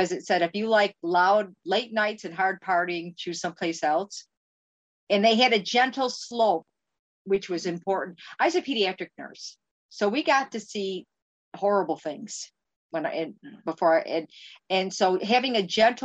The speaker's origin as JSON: {"language": "English", "region": "Western New York", "country": "United States", "moved": "as an adult", "lives_now": "Minnesota, United States", "said": "We're from New York and Western New York, not the city"}